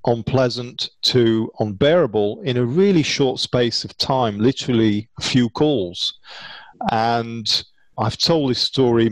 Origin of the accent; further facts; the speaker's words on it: United Kingdom; being British